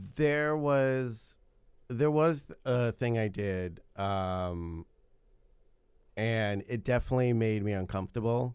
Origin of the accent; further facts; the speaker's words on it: New York, United States; I lived, I grew up in New York